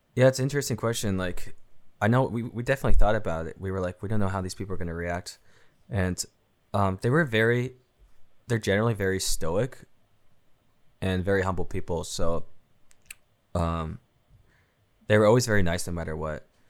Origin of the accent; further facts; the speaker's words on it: Seattle, Washington, United States; I'm from Seattle